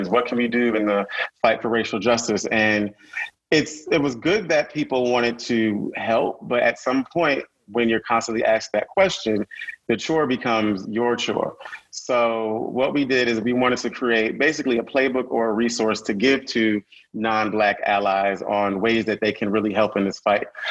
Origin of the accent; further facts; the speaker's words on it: Connecticut, United States; moved away as an adult; also born or lived in North Carolina; I'm from Connecticut, so coming from the Northeast and going to North Carolina A&T